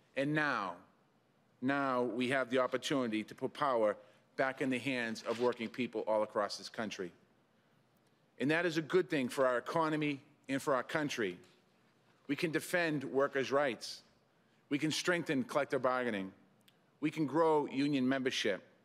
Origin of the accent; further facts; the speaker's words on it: Boston, Massachusetts, United States; my hometown